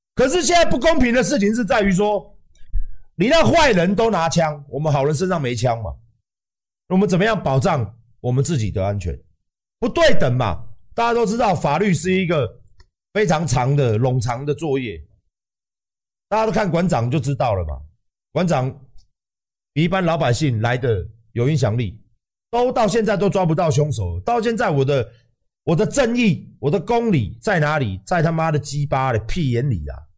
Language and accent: Chinese; Taiwan; 那我们台湾人呢？